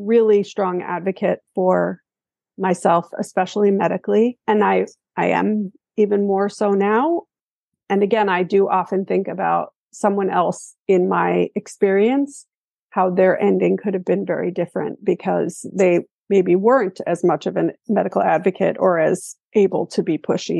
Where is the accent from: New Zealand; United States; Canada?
United States; New York; moved away; I am originally from New York